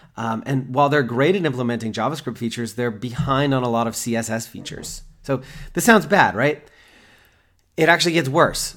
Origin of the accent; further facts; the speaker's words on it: United States; I'm American